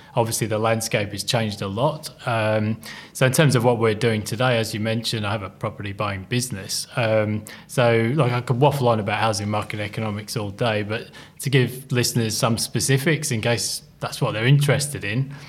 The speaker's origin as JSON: {"language": "English", "region": "England", "country": "United Kingdom", "moved": "as an adult", "lives_now": "Australia", "said": "I'm an Englishman"}